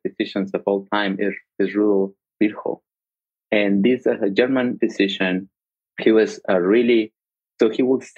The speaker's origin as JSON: {"language": "English", "country": "Mexico", "tie": "born or raised there", "moved": "yes", "lives_now": "United States", "said": "I grew up in Mexico"}